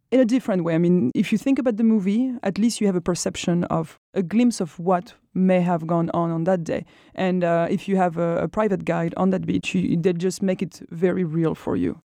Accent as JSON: {"language": "English", "region": "Brittany", "country": "France", "said": "I'm from Brittany"}